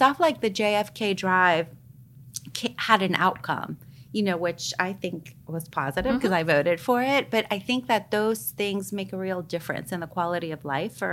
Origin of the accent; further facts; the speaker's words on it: El Salvador; now in United States; I come from El Salvador. I was born and raised during a time of war